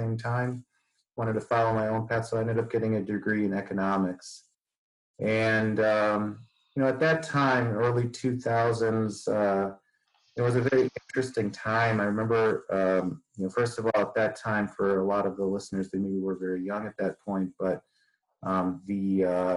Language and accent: English; 3 miles north of Westmont practice, Illinois, United States; also born or lived in Chicago / Detroit; I grew up actually just about 3 miles north of the practice that I'm at right now